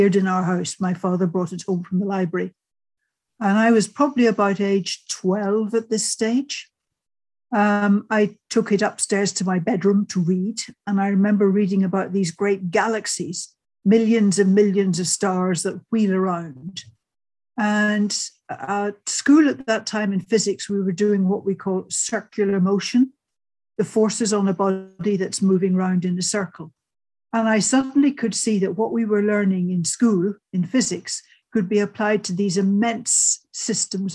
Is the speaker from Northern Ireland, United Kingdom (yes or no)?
yes; Lurgan, Northern Ireland, United Kingdom; moved away; I was born during the Second World War, lived near Lurgan, a couple of miles away out in the countryside. Family were farming the local land.